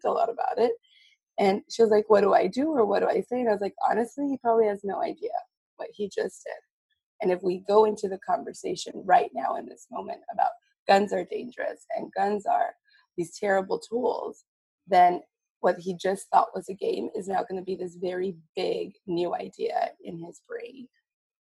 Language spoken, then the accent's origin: English; Texas, United States; also born or lived in New Mexico; now in Massachusetts, United States; I grew up in Texas and my family's had guns